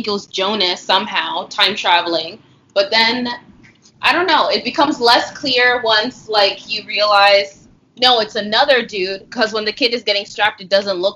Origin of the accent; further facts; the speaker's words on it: United States; we're American